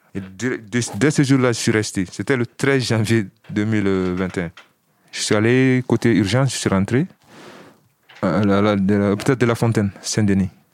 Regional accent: Mali; moved away as an adult; also born or lived in Villetaneuse, France; now in France; J'ai 32 ans et je viens du Mali.

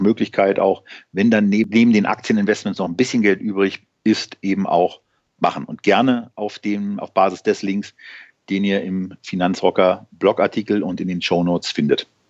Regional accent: Berlin, Germany; als Berliner

